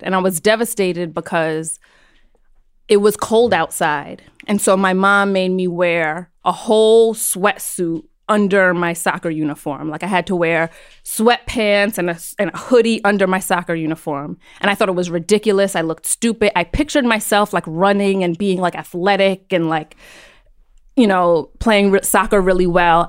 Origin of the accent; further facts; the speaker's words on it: New York City, New York, United States; also born or lived in Brooklyn; I was born and raised on Roosevelt Island